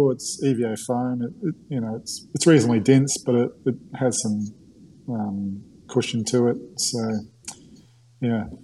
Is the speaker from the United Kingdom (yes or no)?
no; New Zealand; accent: mix of Australian and New Zealand; now in Australia; my accent's uh, sort of like a mix now between an Aussie and a Kiwi, probably even more Aussie. I've been here for